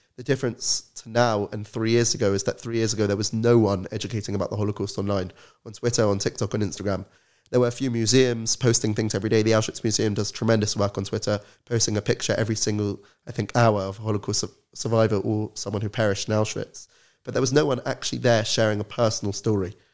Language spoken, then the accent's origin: English; London, United Kingdom; I'm originally from London, grew up in an Orthodox Zionist family